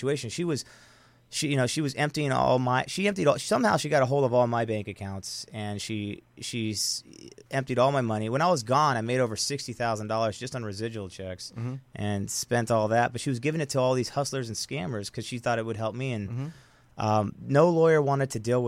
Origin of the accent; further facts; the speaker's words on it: United States; I was the only American that was there at the time